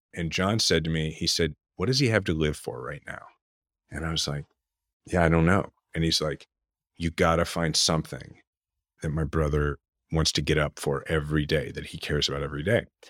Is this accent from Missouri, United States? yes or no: yes; Kansas City, Missouri, United States; we're from Kansas City, in the 80s and early 90s and watching George Brett